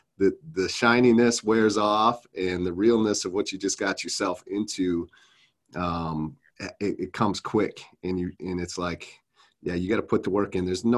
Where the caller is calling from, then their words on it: Minnesota, United States; Yeah, I'm coming out of Minnesota, just south of the Twin Cities.